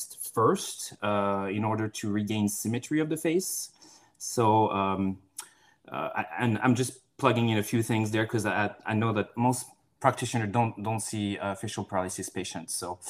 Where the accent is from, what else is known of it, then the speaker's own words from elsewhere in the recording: France; moved away as an adult; also born or lived in Florida, United States; now in Seattle, United States; I'm originally from France, and I went to PT school in the U.S., down in Florida, and ended up staying here